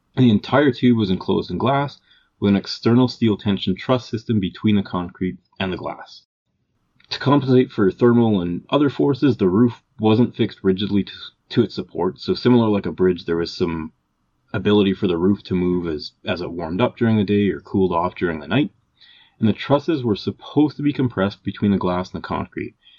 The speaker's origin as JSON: {"language": "English", "town": "Calgary", "region": "Alberta", "country": "Canada", "said": "we're both from Calgary, Alberta, Canada."}